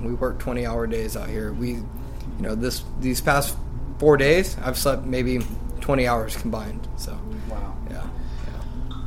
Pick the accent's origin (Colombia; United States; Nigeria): United States; Lemoore, California; I'm 20 years old, and I'm from Lemoore, California